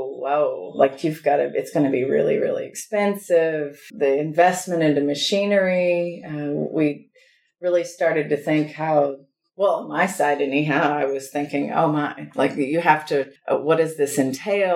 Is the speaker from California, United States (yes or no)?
no; Missouri, United States; moved away as an adult; also born or lived in Italy; now in Nicaragua; I'm from Missouri